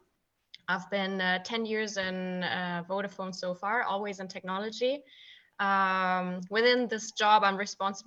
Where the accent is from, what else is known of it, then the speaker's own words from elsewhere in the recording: Frankfurt, Hesse, Germany; I'm from Frankfurt.